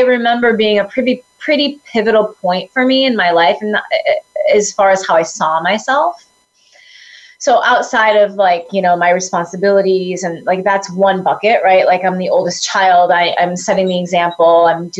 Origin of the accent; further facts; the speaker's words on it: Dubuque, Iowa, United States; I grew up in the Midwest, in Dubuque, Iowa